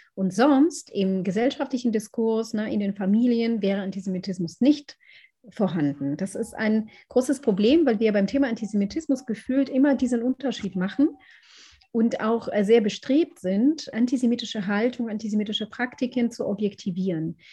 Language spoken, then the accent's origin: German; Israel; now in Berlin, Germany; ich bin in Israel aufgewachsen